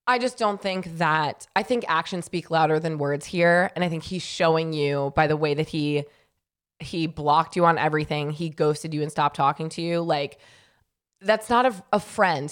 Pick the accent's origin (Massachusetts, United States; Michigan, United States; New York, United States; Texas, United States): New York, United States; now in Southern California, United States; I'm from New York